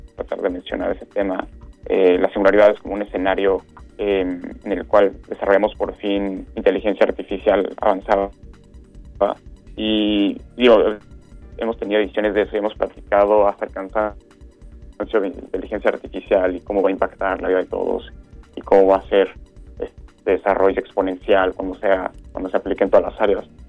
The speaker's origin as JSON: {"language": "Spanish", "country": "Mexico", "also_born_or_lived": "Europe", "moved": "yes", "said": "nosotros como mexicanos"}